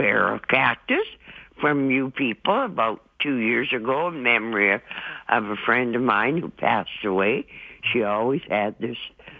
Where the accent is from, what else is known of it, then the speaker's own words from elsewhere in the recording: Drumheller, Alberta, Canada; where I grew up in Drumheller, there was a lot of cactus in the hills, eh?